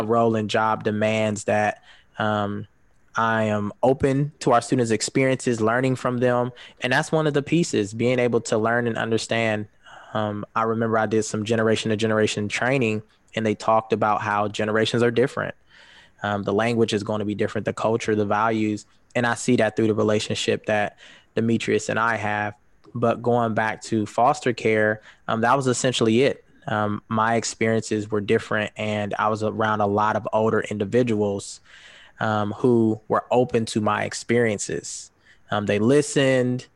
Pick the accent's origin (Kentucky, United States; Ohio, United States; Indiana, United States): Ohio, United States; Columbus; moved away as an adult; now in Grand Rapids, United States; I'm originally from Columbus, Ohio. Um, I moved to Grand Rapids about three years ago.